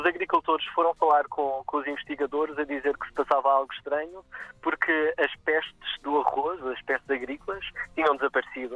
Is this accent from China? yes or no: no; Madeira, Portugal; Cresci na Madeira, queria trabalhar cá com as espécies da região